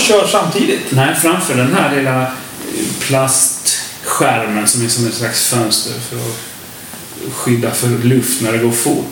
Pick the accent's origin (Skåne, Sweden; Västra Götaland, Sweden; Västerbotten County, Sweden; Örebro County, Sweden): Skåne, Sweden; Lomma; Vi kommer från Lomma, alla tre från början. Det känns lite som rötterna där.